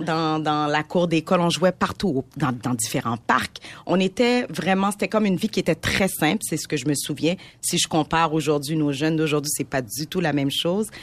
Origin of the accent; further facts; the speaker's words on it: Montreal, Quebec, Canada; je suis née à Montréal de parents immigrants de première génération qui viennent d'Haïti.